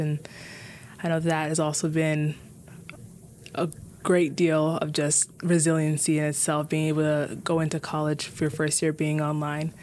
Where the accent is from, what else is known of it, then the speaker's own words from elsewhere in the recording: Minneapolis, Minnesota, United States; I was born and raised in Minneapolis